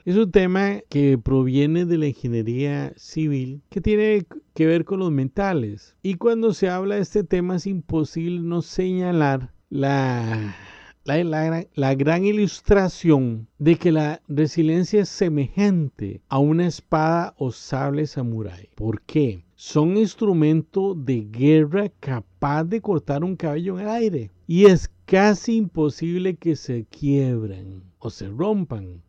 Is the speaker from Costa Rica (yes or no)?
yes; Costa Rica; En mi país, Costa Rica